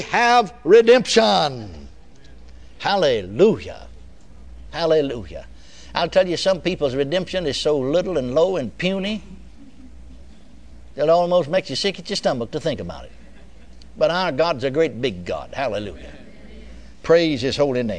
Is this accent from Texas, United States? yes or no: yes; Texas, United States; I was born and raised in Texas